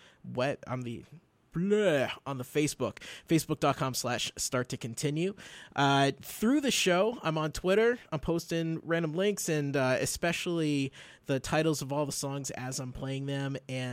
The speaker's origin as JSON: {"language": "English", "town": "South Hadley", "region": "Massachusetts", "country": "United States", "tie": "born or raised there", "said": "growing up a black kid in South Hadley, Massachusetts, Western Massachusetts"}